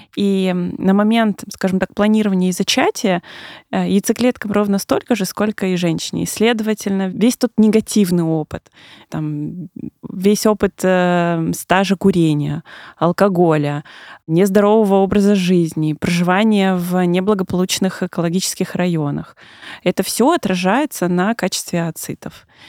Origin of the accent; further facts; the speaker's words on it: Siberia, Russia; moved away as an adult; now in Moscow, Russia; человек, который недавно переехал в Москву, я сама из Сибири